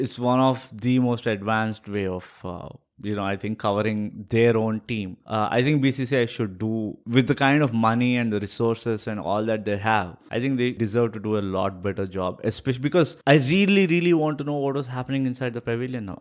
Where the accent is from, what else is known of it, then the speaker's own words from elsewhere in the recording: India; as an Indian